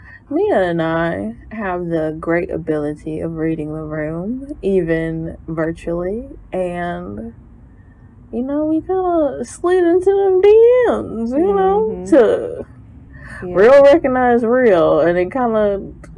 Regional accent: St. Louis, Missouri, United States; also born or lived in Milwaukee, Wisconsin; I'm originally from Milwaukee, but I moved to St. Louis when I was 8. I graduated from Truman State University in 2015.

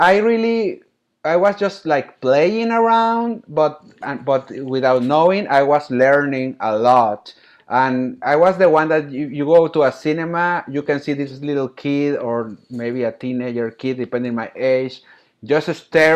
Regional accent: Monterrey, Nuevo León, Mexico; moved away as an adult; also born or lived in Philadelphia, United States / Mexico City, Mexico; Monterrey, my hometown

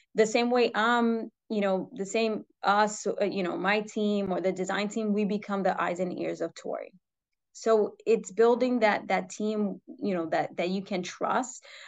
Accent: New York City, New York, United States; I was born and raised in New York City

